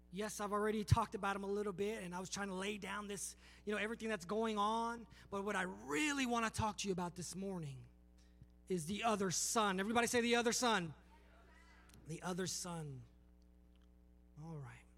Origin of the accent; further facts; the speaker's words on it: Palmdale, California, United States; moved away as an adult; also born or lived in Los Angeles, California; now in Alabama, United States; I'm from Los Angeles, California, uh, Palmdale, California